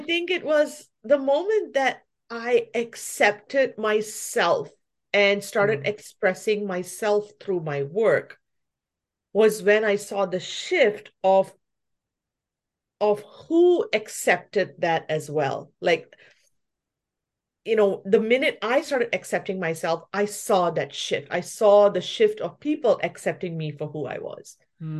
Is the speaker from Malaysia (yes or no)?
yes; Malaysia; also born or lived in New Zealand; now in Vancouver, Canada; I look Indian, but I'm from Malaysia, but then I also grew up in New Zealand, and then now I'm in Canada.